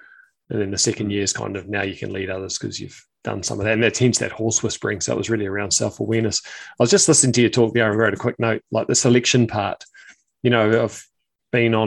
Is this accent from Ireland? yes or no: no; New Zealand; being a Kiwi